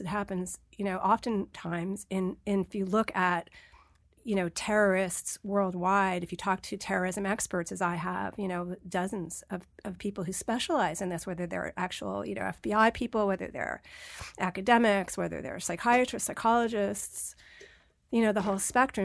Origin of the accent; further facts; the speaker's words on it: New York, United States; I'm a New Yorker. I lived through nine eleven.